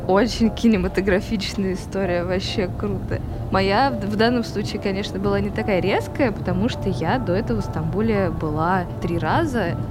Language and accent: Russian; Moscow, Russia; moved away as an adult; now in Istanbul, Turkey; я родилась здесь, но, честно говоря, я себя москвичкой никогда не чувствовала